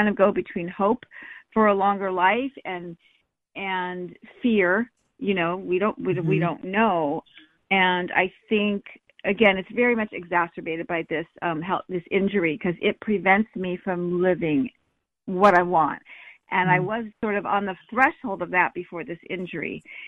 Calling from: San Diego, California, United States; Hi, it's me. Hi, Callie. … I'm calling from San Diego.

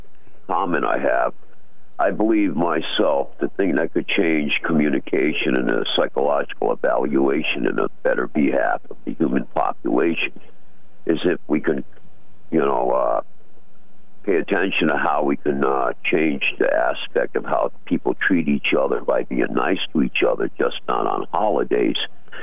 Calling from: Norwich, Connecticut, United States; from Norwich.

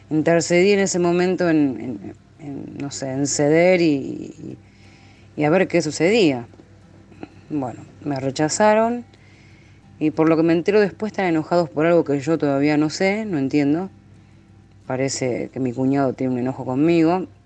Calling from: Rosario, Santa Fe, Argentina; de Argentina, Rosario.

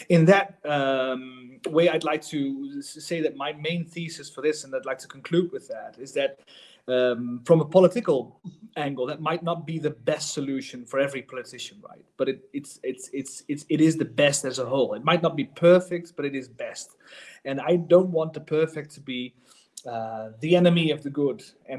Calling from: The Hague, South Holland, Netherlands; in the Netherlands, I'm calling from The Hague

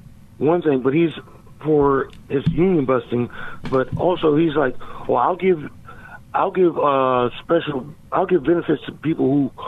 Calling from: Philadelphia, Pennsylvania, United States; from Philly.

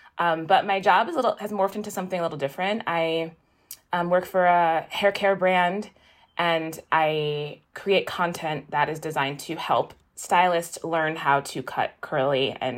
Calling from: Peekskill, New York, United States; I'm calling from Peekskill, New York. It's a little bit, maybe like an hour north of New York City.

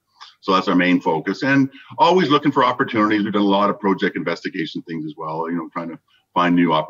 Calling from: Surrey, British Columbia, Canada; I'm joining us from the eastern suburbs of Vancouver, Surrey, British Columbia.

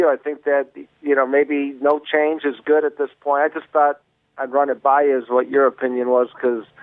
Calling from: Walled Lake, Michigan, United States; I'm calling from the Walled Lake area.

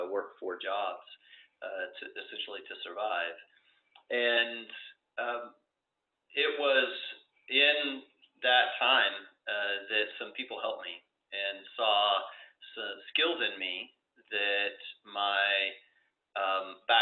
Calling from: Denver, Colorado, United States; I'm calling in from uh, Denver, Colorado.

